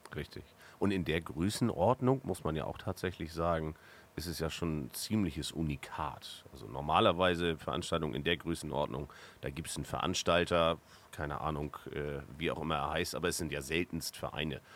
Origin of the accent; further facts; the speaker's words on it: Northern Germany, Germany; als Norddeutscher